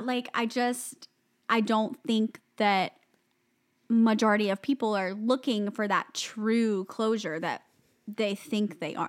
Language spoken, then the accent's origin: English; the South, United States; I'm from the South